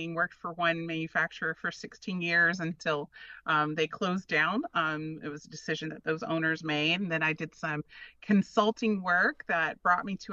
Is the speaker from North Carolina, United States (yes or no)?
yes; North Carolina, United States; I was born and raised in North Carolina, very rural area